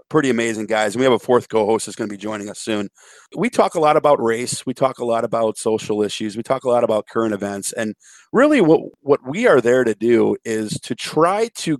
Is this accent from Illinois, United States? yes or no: yes; Chicago, Illinois, United States; when I was a kid, growing up in Chicago, we had Fox WFLD Channel 32